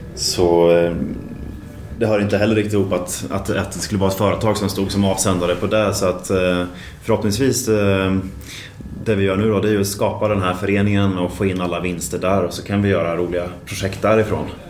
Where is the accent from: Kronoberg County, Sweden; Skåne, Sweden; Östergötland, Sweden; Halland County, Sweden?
Östergötland, Sweden; Linköping; moved away as an adult; also born or lived in Luleå, Sweden; now in Stockholm, Sweden; jag kommer från Linköping men har bott här i Stockholm nu i, eh, vad blir det, i åtta år. och född i Luleå egentligen